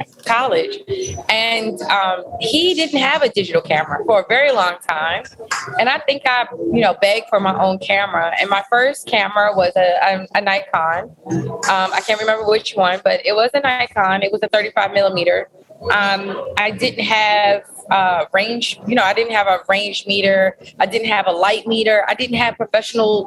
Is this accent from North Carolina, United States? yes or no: no; Washington, District of Columbia, United States; I grew up in D.C. I'm from originally all over D.C.